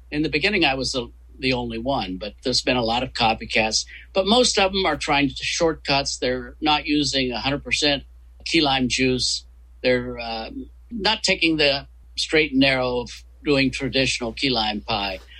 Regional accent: West Virginia, United States; Where are you from originally? uh, West Virginia.

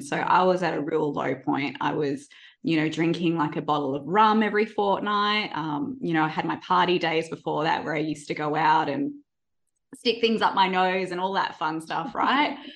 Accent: Perth, Western Australia, Australia; now in Melbourne, Australia; I grew up in Perth and I moved to Melbourne

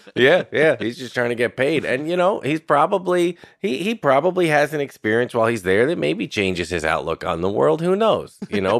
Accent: Irvington, New York, United States; I was born in eighty-two and I grew up in Westchester.

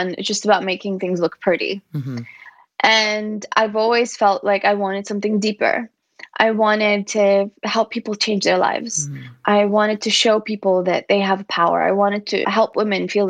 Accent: Kuwait; now in Barcelona, Spain; I grew up in Kuwait

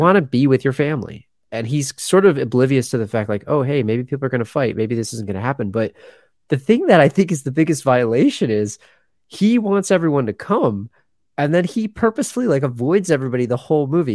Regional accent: Pennsylvania, United States; I grew up in Pennsylvania and I'm in the Northeast here

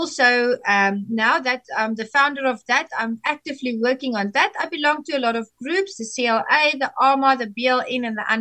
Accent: South Africa; I am from South Africa

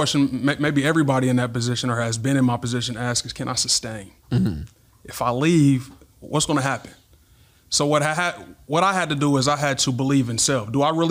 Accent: Topeka, Kansas, United States; moved away as an adult; now in Dallas, United States; I'm originally from Kansas.

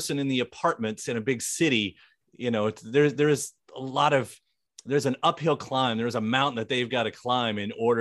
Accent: rural Kentucky, United States; now in Louisville, United States; rural Kentucky, deep in the country, in the woods and everything, growing up

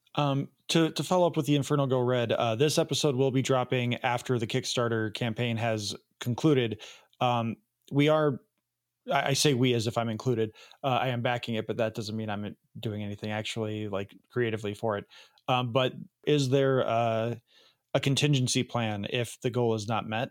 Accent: Elgin, Illinois, United States; also born or lived in Rockford, Illinois; I grew up in Elgin

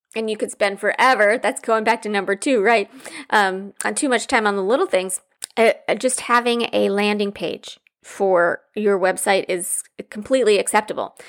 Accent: Midwest, United States; growing up in the Midwest

